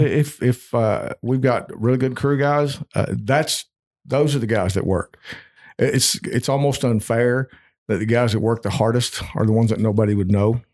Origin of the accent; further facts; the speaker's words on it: Eastern Kentucky, United States; I was growing up in Eastern Kentucky, th, my county was dry